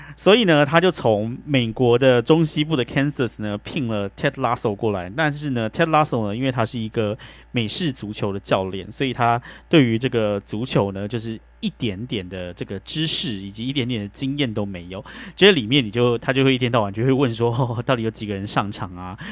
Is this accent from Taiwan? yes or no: yes; Taiwan; moved away as an adult; now in United States; 像我这种就是从台湾来的